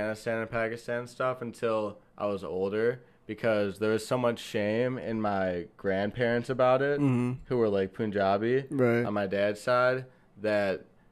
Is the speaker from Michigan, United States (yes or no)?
yes; Detroit, Michigan, United States; we're from Detroit, me and Johnny, and in Detroit